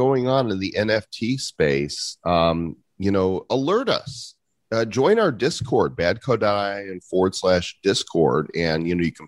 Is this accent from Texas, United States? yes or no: no; Chicago suburbs, Illinois, United States; growing up in the Chicago suburbs